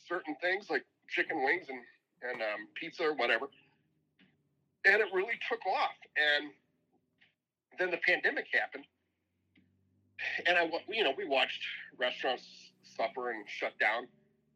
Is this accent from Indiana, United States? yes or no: yes; Indiana, United States; moved away; I'm from Indiana. I've always loved Indiana basketball. I grew up watching it.